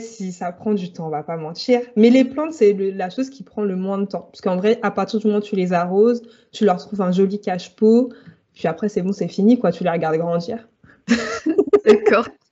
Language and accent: French; Île-de-France, France; Alors, j'ai grandi en Île-de-France, donc j'ai un peu vivoté entre la très très proche banlieue et Paris.